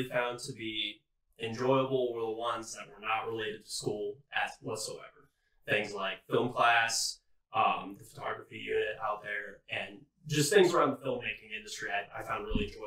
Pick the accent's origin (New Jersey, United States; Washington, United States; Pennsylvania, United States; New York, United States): Washington, United States; I'm 22. I'm from God's Country, Washington